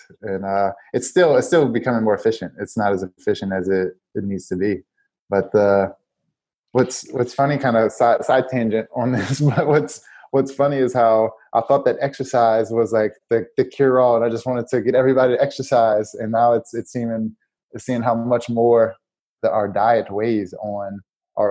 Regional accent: New Orleans, Louisiana, United States; I'm from Louisiana, New Orleans, and so we cook a lot down there. And so I grew up on cooking.

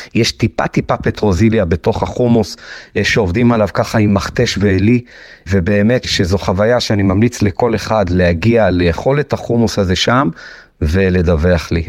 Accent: Jerusalem, Jerusalem District, Israel; אני גדלתי בירושלים

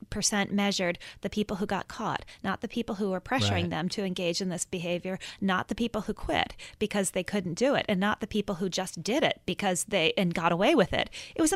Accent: Minnesota, United States; I grew up in Minnesota, and I think of myself in many ways as Minnesota nice.

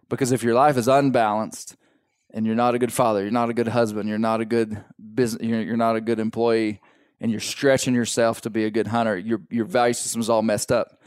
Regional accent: Arkansas, United States; my kids, we are from Arkansas

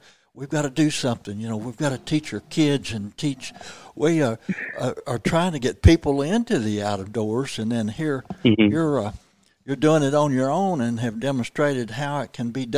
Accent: Missouri, United States; I'm from Missouri, lived here all my life

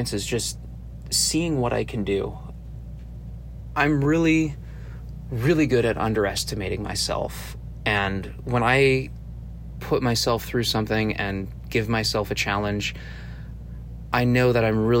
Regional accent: Arizona, United States; I'm originally from Arizona.

